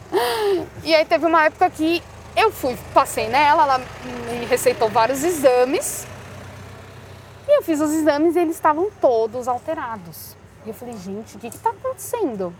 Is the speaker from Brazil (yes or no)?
yes; Barueri, São Paulo, Brazil; also born or lived in Madrid, Spain; eu sempre morei em Alphaville